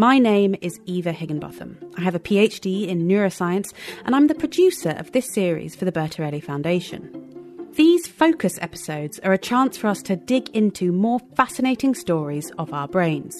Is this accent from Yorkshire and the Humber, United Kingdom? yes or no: no; Oxford, South East England, United Kingdom; moved away; back to my hometown of Oxford